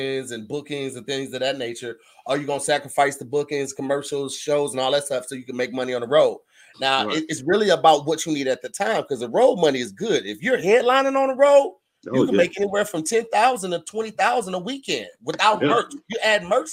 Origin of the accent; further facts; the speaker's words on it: East St. Louis, Illinois, United States; I'm originally from East St. Louis